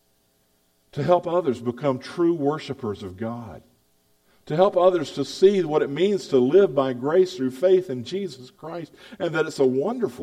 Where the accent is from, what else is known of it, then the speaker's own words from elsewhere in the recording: the South, United States; accent: Southern; moved away as an adult; also born or lived in Baltimore; I'm a Southerner. I know it. I speak like a Southerner.